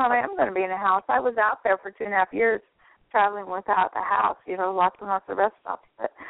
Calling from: Florida, United States; Southwest Florida.

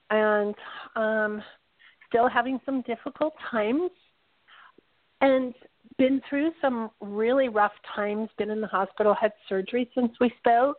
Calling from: Pahrump, Nevada, United States; from Pahrump.

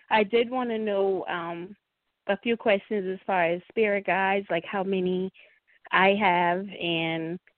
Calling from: Charleston, South Carolina, United States; I'm calling from Charleston, South Carolina.

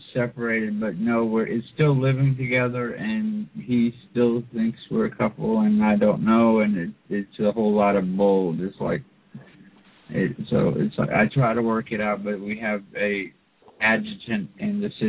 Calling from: Lafayette, Louisiana, United States; Lafayette, Louisiana.

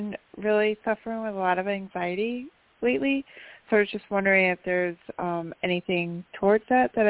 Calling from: New York, United States; from upstate New York and 5273.

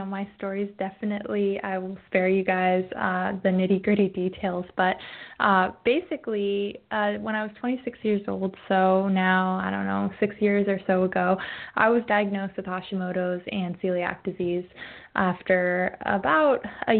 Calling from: Oregon, United States; I'm calling in from the northern end of the Willamette Valley in Oregon, where we have our first cloudy day in, I don't know, 3 months.

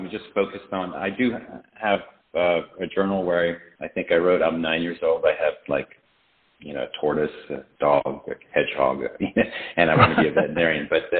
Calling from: Knoxville, Tennessee, United States; I'm calling from Knoxville, Tennessee

